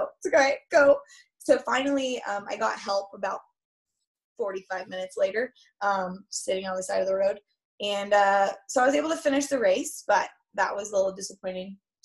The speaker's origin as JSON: {"language": "English", "town": "Boulder", "region": "Colorado", "country": "United States", "said": "I'm from Boulder."}